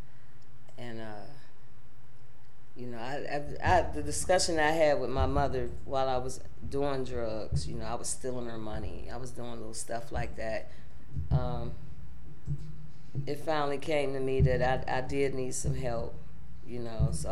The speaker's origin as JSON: {"language": "English", "town": "Pittsburgh", "region": "Pennsylvania", "country": "United States", "tie": "born or raised there", "said": "I'm born and raised in Pittsburgh, St. Clair Village"}